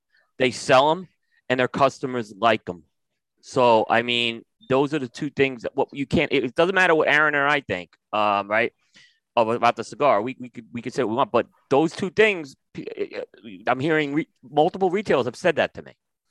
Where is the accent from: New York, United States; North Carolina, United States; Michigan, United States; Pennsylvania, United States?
New York, United States; moved away; also born or lived in Philadelphia; I grew up in New York and then I lived in Philadelphia